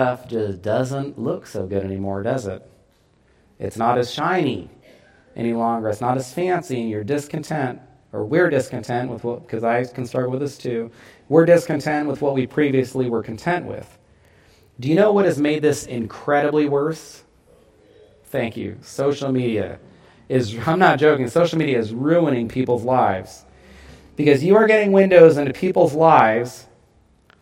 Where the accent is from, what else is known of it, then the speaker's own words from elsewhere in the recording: United States; as American Christians